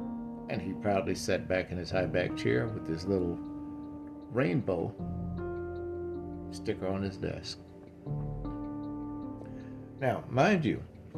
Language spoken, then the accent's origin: English; Gary, Indiana, United States; also born or lived in Ohio; I'm originally from Gary, Indiana, and back there, it was uncommon for me to date a black man.